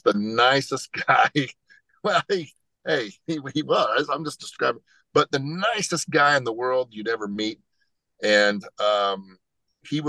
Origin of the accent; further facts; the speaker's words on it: Henryville, Indiana, United States; a little town called Henryville, Indiana.